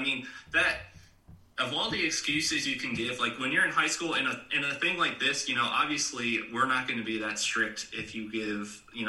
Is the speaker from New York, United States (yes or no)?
yes; New York, United States; moved away; also born or lived in South Carolina / North Carolina / Georgia; I grew up in New York